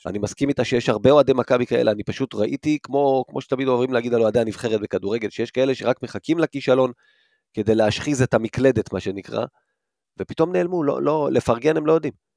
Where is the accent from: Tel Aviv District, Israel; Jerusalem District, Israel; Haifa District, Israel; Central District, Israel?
Central District, Israel; Rishon LeZion; גדלתי בראשון